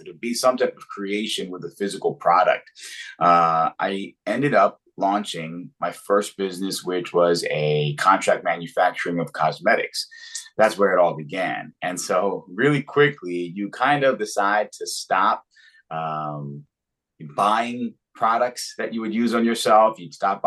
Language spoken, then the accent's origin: English; Philadelphia, Pennsylvania, United States; I'm from Philadelphia